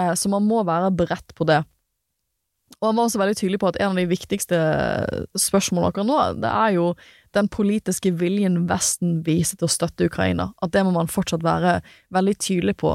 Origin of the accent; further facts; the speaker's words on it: Norway; jeg er en praktikant fra Norge